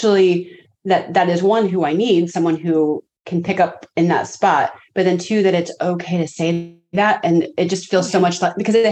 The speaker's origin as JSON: {"language": "English", "region": "Midwest", "country": "United States", "said": "I'm from the Midwest, United States"}